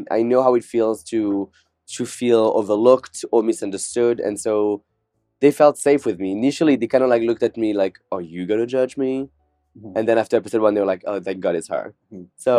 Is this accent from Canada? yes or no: no; Morocco; moved away as an adult; also born or lived in France / Caribbean; I was born in France, but when I was six, I moved to the Caribbean for 7 years. Then I moved to Morocco for 7 years, which are both countries that speak French as well. But when I went back to France when I was 18